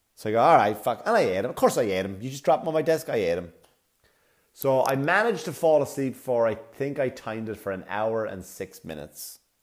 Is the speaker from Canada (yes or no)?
no; Wexford, Leinster, Ireland; now in New York, United States; I'm in Wexford town. I'm back in my hometown.